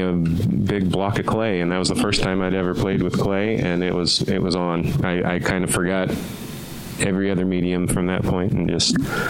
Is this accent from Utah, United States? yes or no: yes; American Fork, Utah, United States; also born or lived in Omaha, Nebraska; So, but I grew up in American Fork.